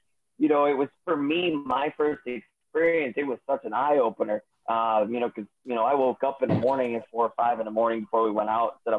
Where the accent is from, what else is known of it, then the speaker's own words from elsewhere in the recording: Ohio, United States; I'm from Ohio.